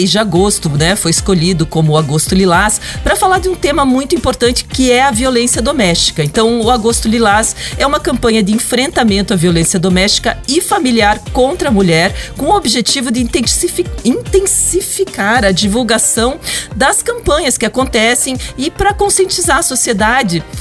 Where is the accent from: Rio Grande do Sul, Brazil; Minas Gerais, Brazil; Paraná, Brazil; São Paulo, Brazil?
Paraná, Brazil; Paranavaí; born there; Eu sou nascida em Paranavaí.